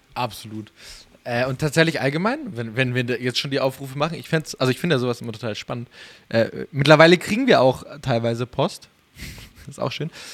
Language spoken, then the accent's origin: German; Munich, Bavaria, Germany; als Münchner